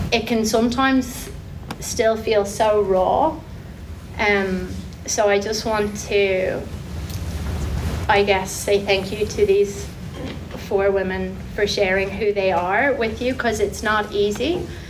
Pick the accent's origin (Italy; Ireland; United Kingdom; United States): Ireland; moved away as an adult; now in Taranaki, New Zealand; I'm Irish. We came about six years ago, myself and my three girls and my partner Shane